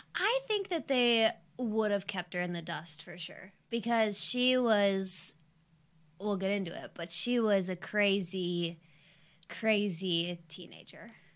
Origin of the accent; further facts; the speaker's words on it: Youngstown, Ohio, United States; I'm twenty-six and I grew up in Youngstown.